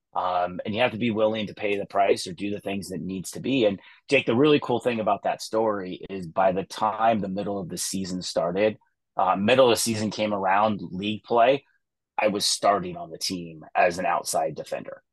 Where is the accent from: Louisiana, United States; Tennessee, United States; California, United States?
California, United States; Atascadero; also born or lived in Thousand Oaks, California; I grew up in the Central Coast of California, a little town called Atascadero